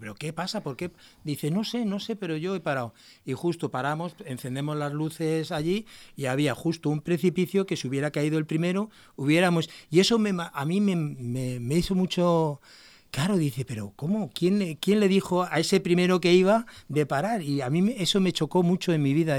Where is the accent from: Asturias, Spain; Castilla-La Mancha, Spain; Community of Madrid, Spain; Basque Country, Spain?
Basque Country, Spain; moved away as an adult; now in Murcia, Spain; Yo soy de aquí, del País Vasco